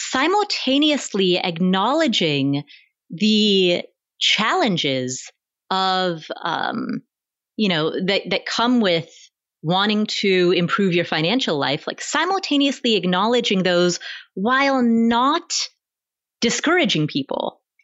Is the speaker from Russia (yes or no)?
no; Kathmandu, Bagmati, Nepal; born there; you and I are both from immigrant families. I was born in Kathmandu, Nepal. And so being from an immigrant family